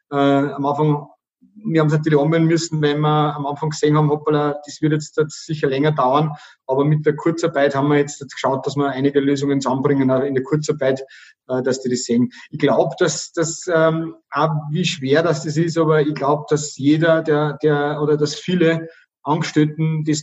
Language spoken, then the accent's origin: German; Oberkappel, Upper Austria, Austria; accent: Bavarian; Also ich bin in einem Gasthof aufgewachsen, Gasthof Süß in Oberkappel, da an der bayerischen Grenze. Wenn, dann habe ich also ein rollendes R und äh, äh, so einen bayerischen Dialekt